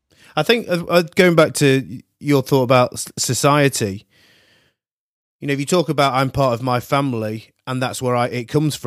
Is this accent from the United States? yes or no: no; Manchester, North West England, United Kingdom; moved away as an adult; also born or lived in Sydney, Australia; now in London, United Kingdom; I worked in Sydney, for example, and I'm from Manchester